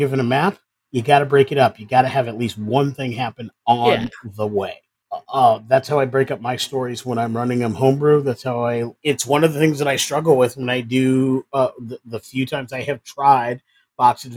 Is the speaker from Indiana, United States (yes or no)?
no; Ithaca, New York, United States; I'm from Ithaca, New York